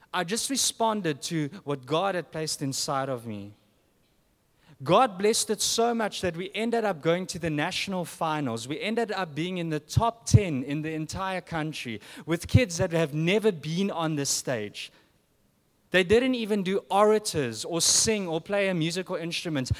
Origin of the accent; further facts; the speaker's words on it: South Africa; moved away; I'm from South Africa.